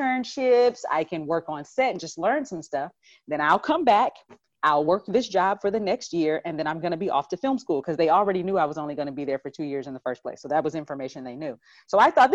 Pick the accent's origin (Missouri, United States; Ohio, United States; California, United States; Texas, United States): Texas, United States; in college being in growing up in Texas